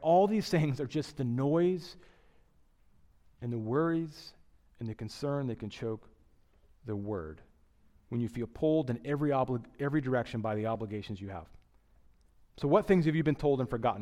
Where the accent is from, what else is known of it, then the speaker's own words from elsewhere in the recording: Midwest, United States; now in New York, United States; I grew up in the Midwest.